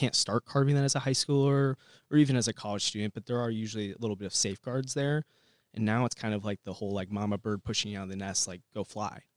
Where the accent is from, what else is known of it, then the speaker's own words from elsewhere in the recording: Bloomington, Illinois, United States; I grew up in Bloomington, Normal, moved here when I was six, so basically grew up here